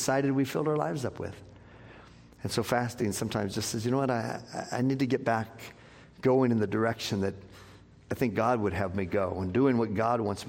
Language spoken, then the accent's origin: English; Scotland, United Kingdom; as a Scottish man.